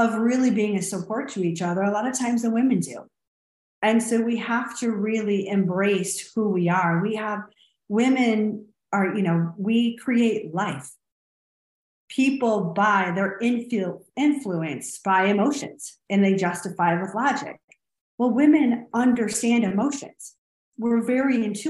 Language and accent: English; Clarkston, Michigan, United States; now in Austin, United States